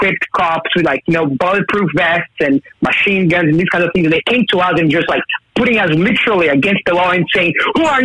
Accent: Brazil; now in Newcastle; I'm originally from Brazil

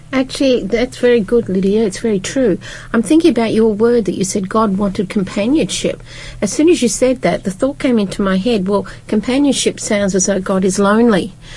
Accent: United Kingdom; I'm from Britain

